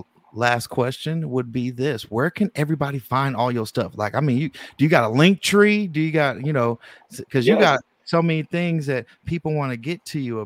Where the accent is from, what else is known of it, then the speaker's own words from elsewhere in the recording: the Bay Area, California, United States; I'm not from Philly. I'm from the Bay